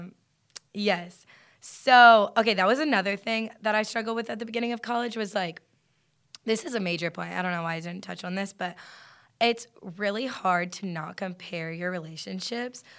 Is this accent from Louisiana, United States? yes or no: yes; Lafayette, Louisiana, United States; moved away as an adult; now in Athens, United States; I'm from Lafayette, Louisiana